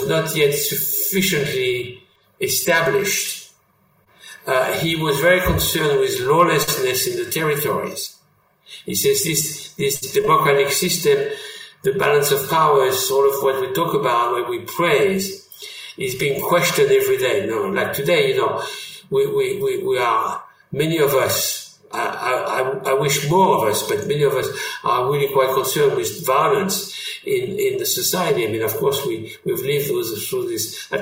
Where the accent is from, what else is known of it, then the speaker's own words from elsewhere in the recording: France; accent: French; English is a second language; moved away as an adult; now in United States; I've lived in America for half a century. I always kept my French accent